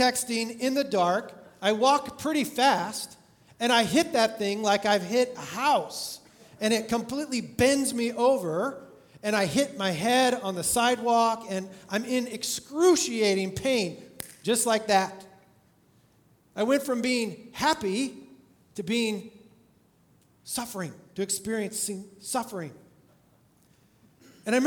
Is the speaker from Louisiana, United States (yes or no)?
no; California, United States; I grew up in California going to Disneyland